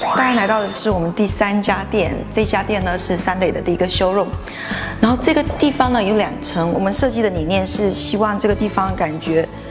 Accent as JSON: {"language": "Chinese", "region": "Fujian", "country": "China", "moved": "yes", "said": "我们福建那边，就基本上女的二十三岁之前都会结婚生小孩"}